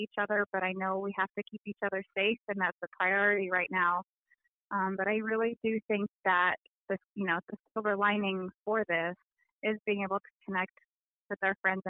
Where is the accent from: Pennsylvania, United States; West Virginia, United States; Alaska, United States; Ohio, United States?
Alaska, United States; Wrangell; also born or lived in Juneau, Alaska; now in Anchorage, United States; I am originally from Wrangell and Juneau, although I currently live here on the Dena'ina lands in Anchorage